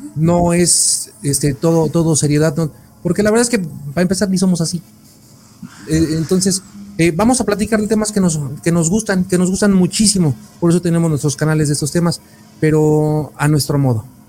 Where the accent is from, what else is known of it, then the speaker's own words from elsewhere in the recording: Mexico; como buen mexicano